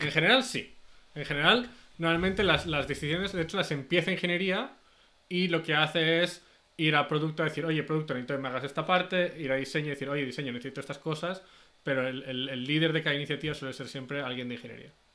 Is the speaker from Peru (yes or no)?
no; Zaragoza, Aragon, Spain; moved away as an adult; now in Silicon Valley, United States; soy de Zaragoza, pero llevo ya 12 años en Silicon Valley